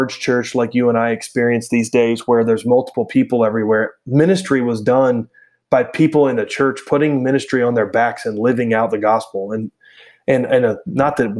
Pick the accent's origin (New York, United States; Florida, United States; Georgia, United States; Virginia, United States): Virginia, United States; Roanoke; I grew up in Roanoke, Virginia